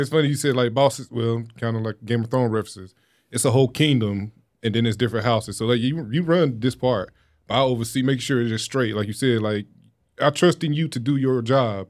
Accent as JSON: {"language": "English", "town": "Wilson", "region": "North Carolina", "country": "United States", "tie": "born or raised there", "said": "my hometown, Wilson County"}